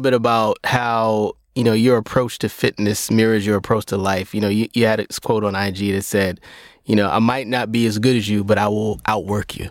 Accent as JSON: {"language": "English", "town": "Brooklyn", "region": "New York", "country": "United States", "tie": "born or raised there", "said": "I grew up in Brownsville"}